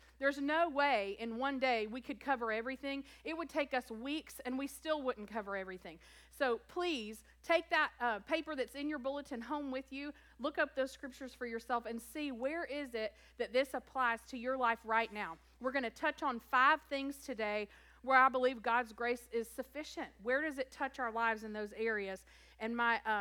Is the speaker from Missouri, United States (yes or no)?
no; South Alabama, United States; also born or lived in Tennessee / Kentucky; I was born in Tennessee and raised in South Alabama and went to school in Kentucky.